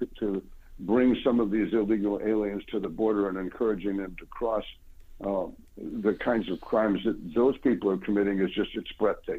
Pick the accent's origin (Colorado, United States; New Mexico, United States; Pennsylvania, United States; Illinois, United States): Illinois, United States; Chicago; moved away; I'm originally from Chicago